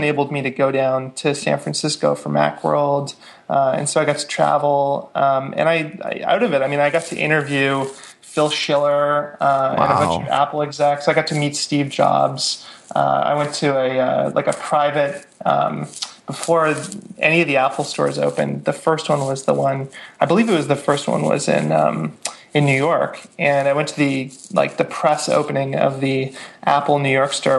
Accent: Vancouver, British Columbia, Canada; also born or lived in Victoria; I grew up in Vancouver

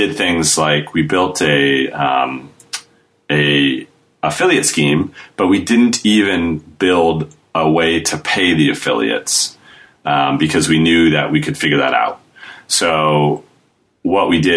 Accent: United States; now in United Kingdom; I'm American, but I live in the UK

